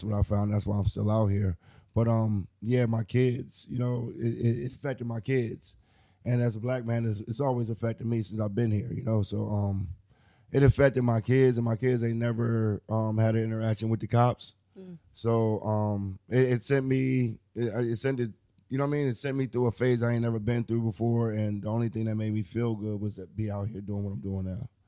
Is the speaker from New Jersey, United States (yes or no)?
yes; New Jersey, United States; also born or lived in Maryland / Detroit / Philadelphia; now in New York, United States; I'm a Jersey native. You know, I've lived all around. I was born in Jersey, but uh, I've you know Maryland, Detroit, Philly. Um, shit. Now I'm in New York.